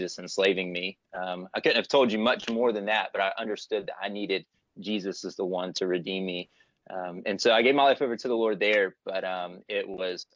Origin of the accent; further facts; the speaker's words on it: Warner Robins, Georgia, United States; also born or lived in Florida; I was raised in Warner Robins, Georgia. So I'm from Middle Georgia and grew up there pretty much most of my life